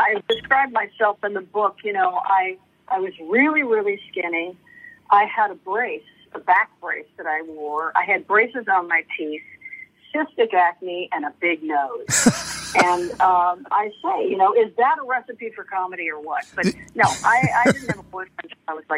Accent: Los Angeles, California, United States; also born or lived in Beverly Hills; we moved from Westwood, which was a college town, and, you know, modest, to Beverly Hills when my brother and I were 11

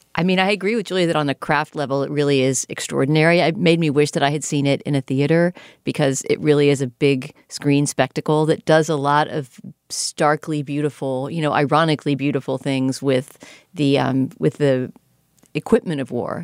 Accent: United States; as an American viewer

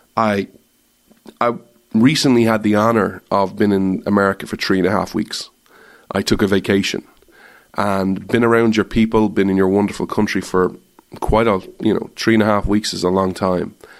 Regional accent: Ireland; moved away as an adult; now in United States; I'm Irish

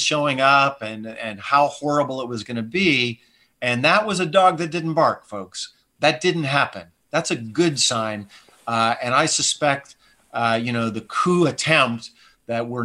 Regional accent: Montana, United States; now in California, United States; I'm from Montana

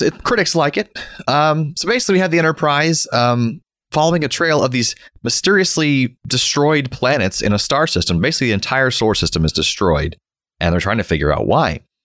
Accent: Florida, United States; We learned about him in school growing up in Florida.

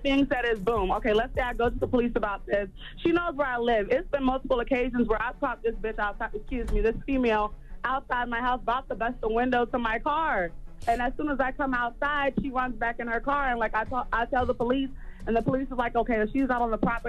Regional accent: Charleston, South Carolina, United States; I'm from Charleston, too, by the way, so shout out.

